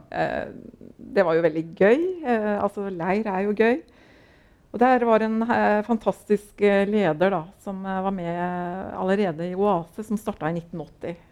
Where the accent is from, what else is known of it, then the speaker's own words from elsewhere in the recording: Larvik, Vestfold, Norway; moved away as an adult; also born or lived in Oslo; Jeg er født og oppvokst uh, i Larvik